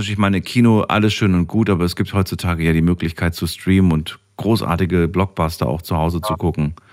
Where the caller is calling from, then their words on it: Dormagen, North Rhine-Westphalia, Germany; Ich komme aus Dormagen.